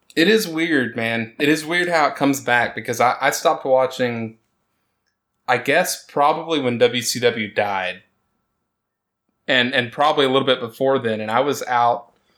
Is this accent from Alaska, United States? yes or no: no; Texas, United States; Me growing up in Texas